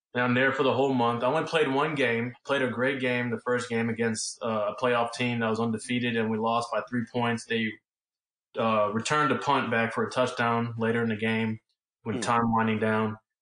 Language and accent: English; Los Angeles, California, United States; I was born in Los Angeles